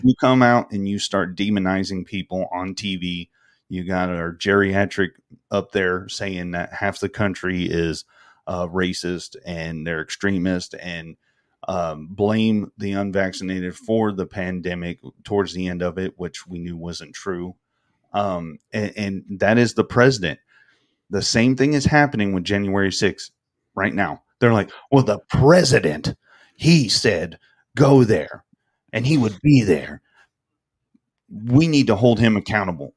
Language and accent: English; the South, United States; I'm from the South. We love our sweet tea.